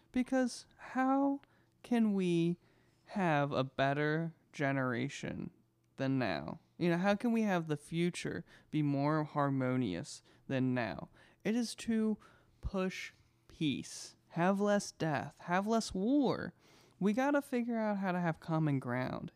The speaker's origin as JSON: {"language": "English", "country": "United States", "said": "We, as the American taxpayers"}